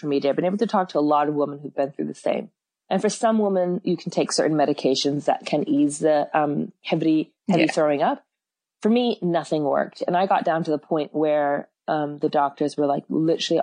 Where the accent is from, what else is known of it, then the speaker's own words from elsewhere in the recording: San Francisco, California, United States; now in Auckland, New Zealand; I'm from San Francisco originally, but I've been in New Zealand for like 20 years